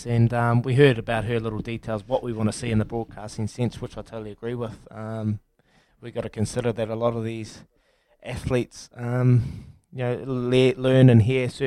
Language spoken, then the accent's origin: English; New Zealand